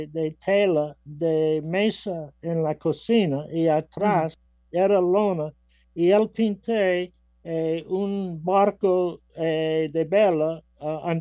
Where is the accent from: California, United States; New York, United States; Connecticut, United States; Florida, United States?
Connecticut, United States; Waterford; Spanish is a second language; En ah, Waterford, Connecticut, al, mm, lado, mm. lado de New London y Mystic.